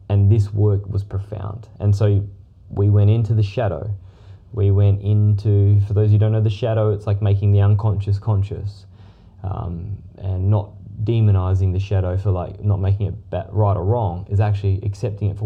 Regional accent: Perth, Western Australia, Australia; moved away; We're originally from Perth.

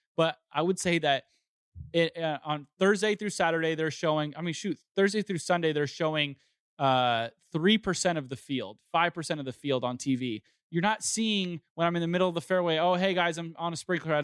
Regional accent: Southern California, United States; growing up in Southern California

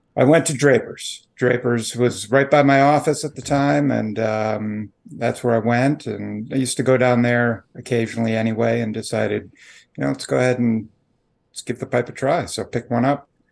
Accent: Chicago area, Illinois, United States; moved away as an adult; also born or lived in Peoria, Illinois; now in Washington, D.C., United States; I grew up in the Chicago area, um, just outside of Chicago, one of the Collar Counties

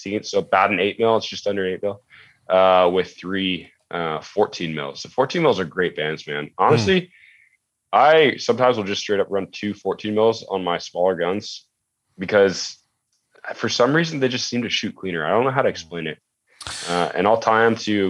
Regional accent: United States; being American

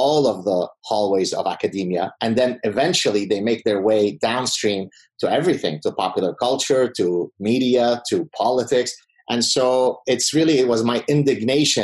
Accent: Lebanon; first language Arabic; English is a second language; moved away; growing up in Lebanon during the start of the civil war in Lebanon in the mid-70s

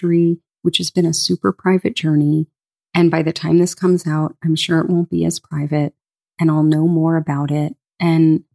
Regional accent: Boca Raton, Florida, United States; Grew up on the water in a small surf town called Boca Raton

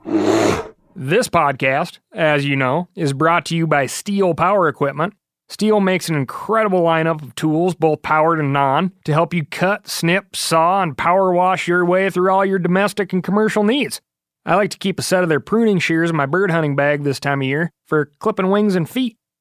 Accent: Montana, United States; here in my home state of Montana. I've grown up with the grizz

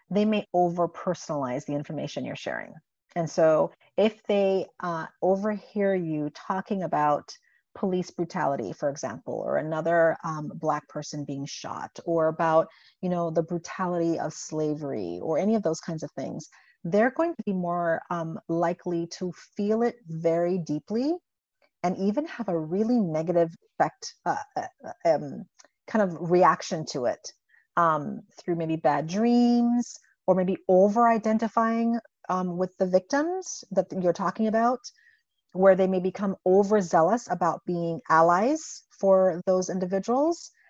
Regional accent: Indiana, United States; growing up in Indiana, I have to be aware that I'm driving through Klan country when I go back and forth to grad school.

